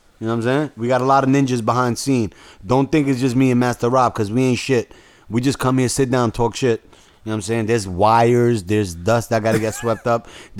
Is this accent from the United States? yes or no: yes; Bronx, New York, United States; I grew up with West Indians, Trinidadians, Jamaicans. I'm from the North Bronx, so you know what I'm saying? I grew up in all flavors.